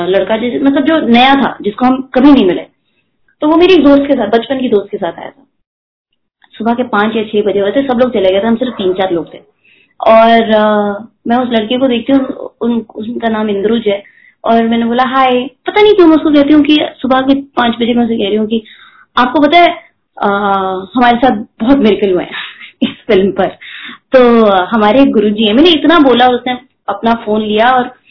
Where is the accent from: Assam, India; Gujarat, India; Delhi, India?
Delhi, India; now in Mumbai, India; मैं दिल्ली में पली बड़ी हूँ